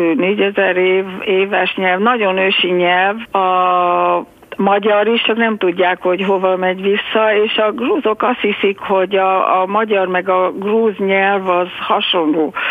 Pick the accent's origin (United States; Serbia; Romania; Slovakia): United States; mi Amerikában éltünk a Washington mellett, mert hát ö, szüleim a menekültek voltak